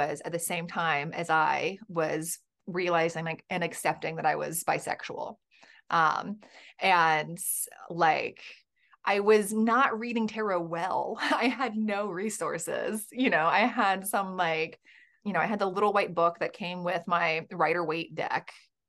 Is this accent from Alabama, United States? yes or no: yes; Birmingham, Alabama, United States; I was raised in the Bible Belt in Birmingham, Alabama.